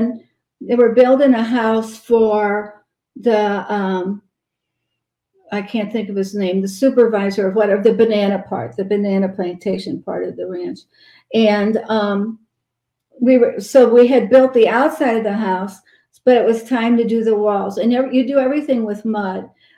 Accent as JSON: {"language": "English", "town": "St. Louis", "region": "Missouri", "country": "United States", "moved": "yes", "lives_now": "Georgia, United States", "said": "I'm from St. Louis"}